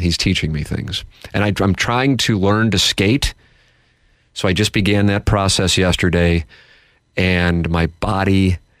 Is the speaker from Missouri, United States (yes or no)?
yes; St. Louis, Missouri, United States; growing up in South St. Louis, it was fun in the 1980s